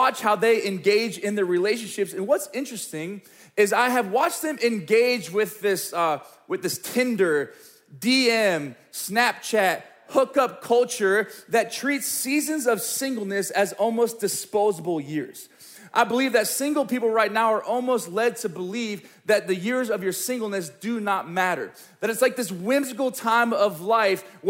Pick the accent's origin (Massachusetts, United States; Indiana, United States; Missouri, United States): Missouri, United States; Springfield; I grew up in the Midwest Bible Belt of Springfield, Missouri